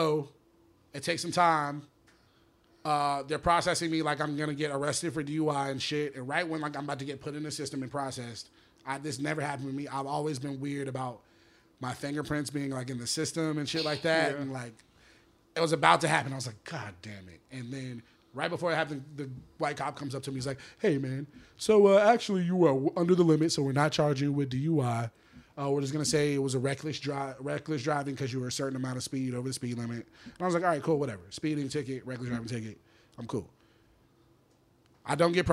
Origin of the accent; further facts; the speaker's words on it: Atlanta, Georgia, United States; I'm from Atlanta, from my job in Atlanta